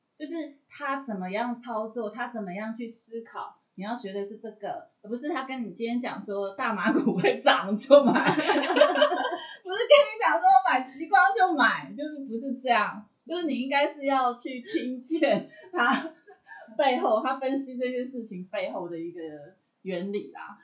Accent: Taiwan; 我们台湾人

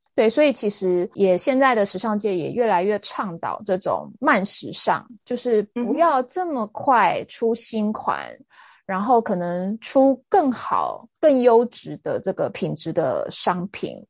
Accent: Taiwan; also born or lived in London; 我们台湾人

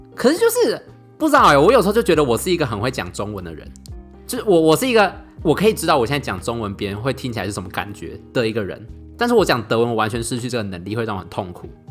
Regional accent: Taiwan; moved away as an adult; now in Germany; 像比如说我们台湾人跟外国人讲话，好像通常都会比较慢一点吧

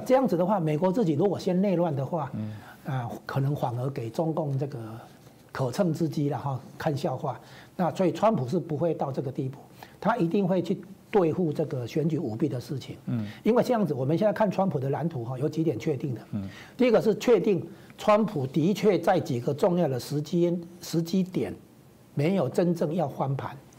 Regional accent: Taiwan; 这绝对不是说我们台湾这边能比得上的啦。

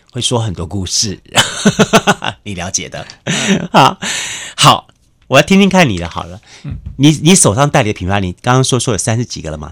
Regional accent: Taiwan; 我们台湾人

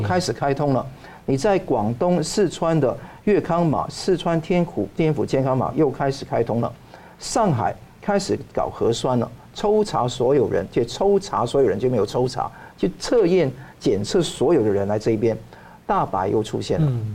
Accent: Taiwan; 我们台湾人

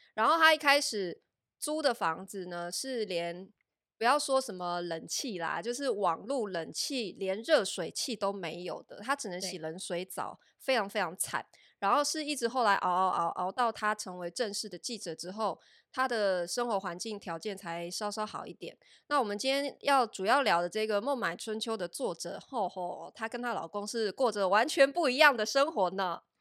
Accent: Taiwan; moved away as an adult; also born or lived in Shanghai, China; 我们台湾人

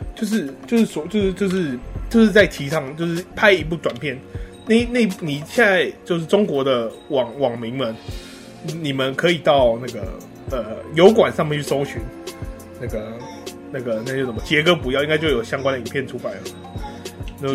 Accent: Houli, Taichung, Taiwan; moved away; 还好我今天回到了我家乡后里

